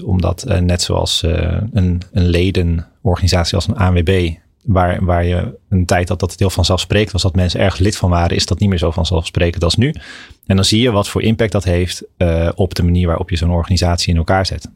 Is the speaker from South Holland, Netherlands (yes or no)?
yes; Maasland, South Holland, Netherlands; moved away as an adult; also born or lived in Kampen / Amsterdam; ik ben opgegroeid in Maasland. Dat, dat ligt eh, tussen Rotterdam en Hoek van Holland in, eh, mhm. in, Zuid-Holland